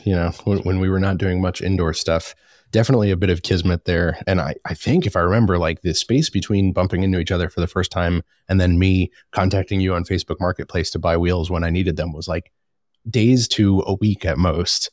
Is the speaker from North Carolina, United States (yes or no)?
yes; Charlotte, North Carolina, United States; locally here in my hometown of Charlotte